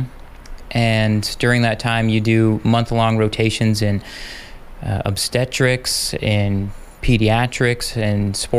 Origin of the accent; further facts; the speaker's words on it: United States; moved away as an adult; also born or lived in Fort Gordon, Georgia / El Paso, Texas; now in Juneau, United States; I'm originally from Utah, Idaho area, and love the outdoors.